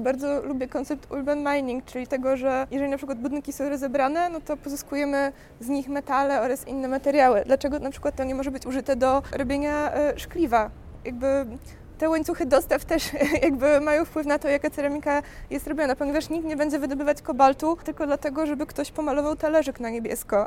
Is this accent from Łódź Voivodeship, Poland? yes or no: no; Białystok, Podlaskie Voivodeship, Poland; moved away as an adult; also born or lived in Poznań; Ja jestem z Białegostoku